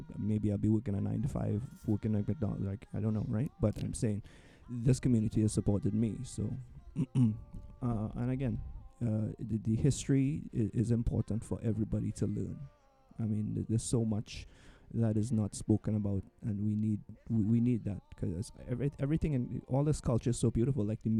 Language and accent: English; Trinidad & Tobago; moved away; I grew up in Trinidad, primarily Black and brown community. Mm-hmm. I was pretty much the only student in my entire school that was Asian. And moving here too. I moved here and I gravitated to the Caribbean diaspora.